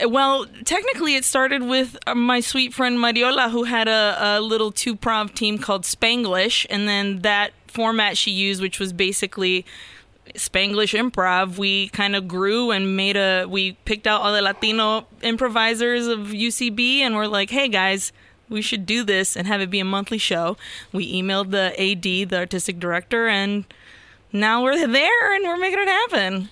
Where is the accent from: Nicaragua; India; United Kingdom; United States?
Nicaragua; I'm from Nicaragua